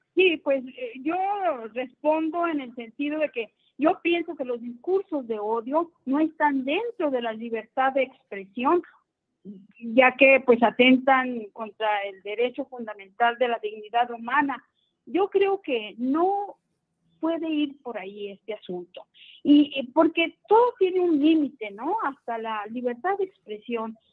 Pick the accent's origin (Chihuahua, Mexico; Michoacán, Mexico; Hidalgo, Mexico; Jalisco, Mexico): Chihuahua, Mexico; Ciudad Juárez; Yo vengo de Ciudad Juárez